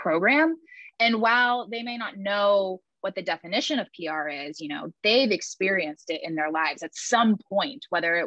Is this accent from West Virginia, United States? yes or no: yes; West Virginia, United States; where I grew up in West Virginia